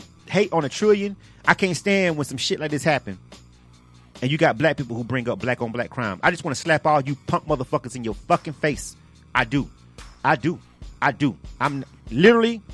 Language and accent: English; the South, United States; I grew up in the South